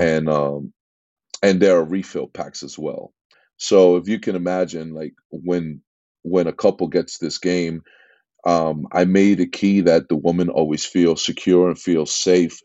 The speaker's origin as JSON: {"language": "English", "town": "New York City", "region": "New York", "country": "United States", "tie": "born or raised there", "also_born_or_lived": "Jackson Heights, Queens", "accent": "East Coast", "moved": "as an adult", "lives_now": "Laguna Niguel, United States", "said": "I'm from New York, uh, born and raised in, uh, in Corona, Queens"}